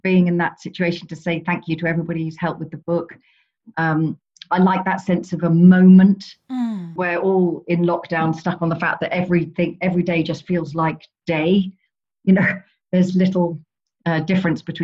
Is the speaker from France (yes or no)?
no; Chichester, South East England, United Kingdom; in Chichester Library, where, you know, I still do quite a lot of events there. It's my hometown. It's where I grew up.